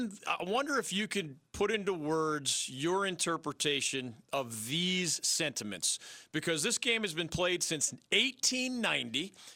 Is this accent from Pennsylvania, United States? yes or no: yes; Philadelphia, Pennsylvania, United States; Yeah, I'm from Philly.